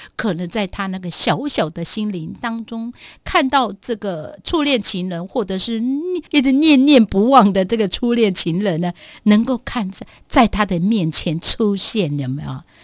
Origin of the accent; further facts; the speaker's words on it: Guangfu, Hualien County, Taiwan; 我部落，应该是说我的故乡，在小学，当时就只有我们家隔壁的那个学校，就整个光复乡啊